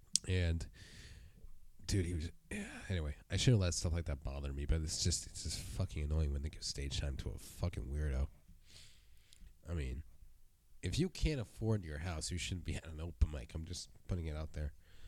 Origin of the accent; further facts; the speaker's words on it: California, United States; And I'm from the Bay Area.